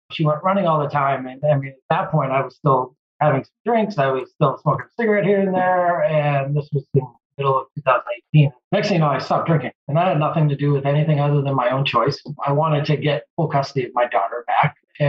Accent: Massachusetts, United States; also born or lived in Virginia; I grew up and lived in Massachusetts all my life, playing sports. I went to college, played sports, moved back to Massachusetts after going to Virginia Tech and worked

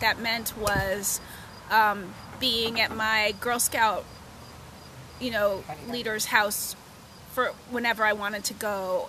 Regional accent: Rockport, Massachusetts, United States; born or raised there; moved away; also born or lived in New Jersey

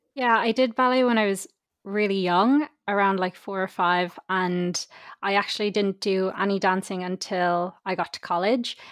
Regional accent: Dublin, Leinster, Ireland; I'm from Dublin myself

